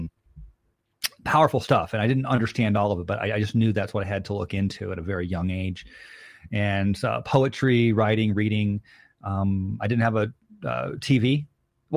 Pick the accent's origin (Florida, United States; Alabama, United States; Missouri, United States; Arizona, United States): Arizona, United States; Phoenix; I was raised in Phoenix, North Phoenix, just middle class family there